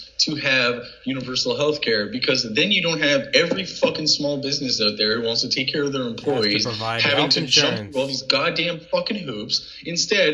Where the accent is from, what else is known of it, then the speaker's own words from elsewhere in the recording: Canada; Canadians travel to the States